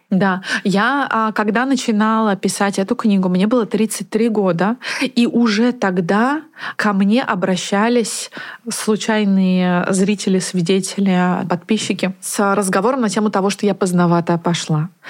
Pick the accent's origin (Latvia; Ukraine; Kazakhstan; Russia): Russia; Naberezhnye Chelny, Tatarstan; moved away; also born or lived in Moscow; я из 56 комплекса. А так как родители работали у большинства моих сверстников на заводе КАМАЗ